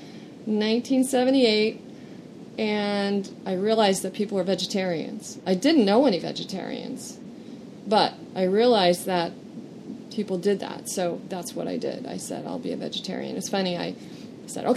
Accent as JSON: {"language": "English", "town": "Encinitas", "region": "California", "country": "United States", "tie": "born or raised there", "also_born_or_lived": "Idaho", "said": "I was raised in Encinitas, California, by an engineer"}